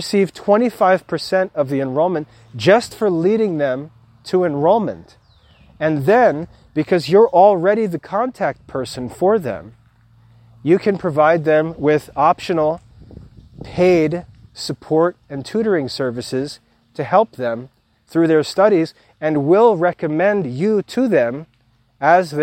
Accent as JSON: {"language": "English", "country": "United States", "accent": "American", "said": "my American accent"}